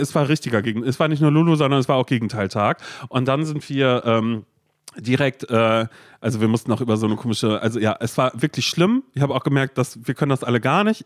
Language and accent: German; Berlin, Germany; dass wir Berliner sind